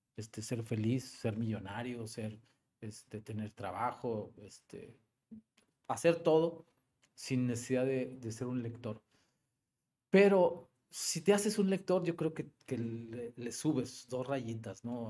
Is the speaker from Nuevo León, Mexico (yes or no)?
yes; Monterrey, Nuevo León, Mexico; also born or lived in Guadalupe / Mexico City; soy muy regiomontano, nací en Monterrey. Eh, vivo en Monterrey, en la colonia terminal, ahí por Sintermex. Y sí, toda, toda mi vida